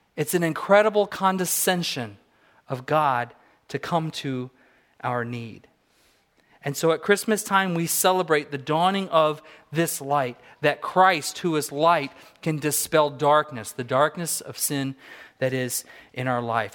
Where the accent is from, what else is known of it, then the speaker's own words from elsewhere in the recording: Southern California, United States; now in Fairbanks, United States; I grew up in Southern California